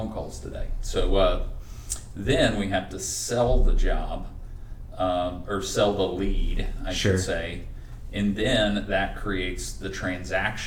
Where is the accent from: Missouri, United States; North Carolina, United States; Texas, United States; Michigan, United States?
North Carolina, United States; accent: Southern; I am from the North Carolina, so you got to really draw out your vowels for me